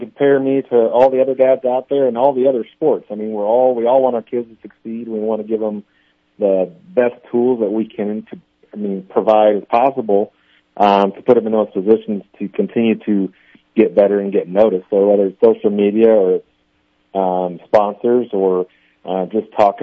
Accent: Iowa, United States; moved away as an adult; now in Omaha, United States; I grew up around it, and I'm from Iowa

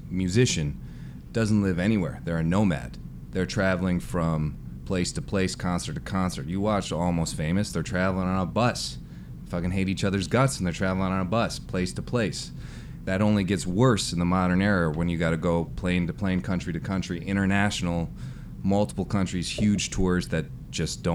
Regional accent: Chicago, Illinois, United States; I'm from Chicago

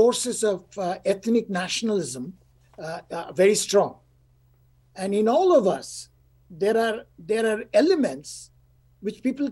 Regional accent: India; now in United States; I live in the United States, I'm from India.

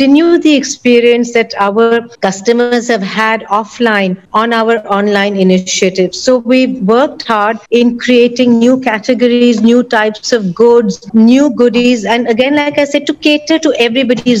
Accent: Mumbai, Maharashtra, India; We are all from Mumbai.

